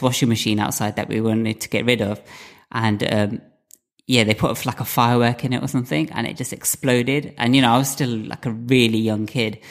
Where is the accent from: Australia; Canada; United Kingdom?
United Kingdom; I'm a British-born Indian